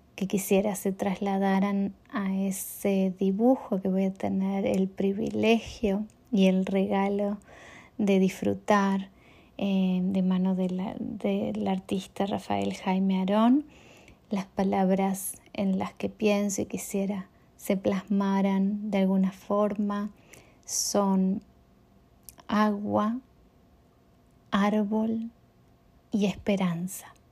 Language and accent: Spanish; Uruguay; now in Chicago, United States; soy una poeta uruguaya que vive en Chicago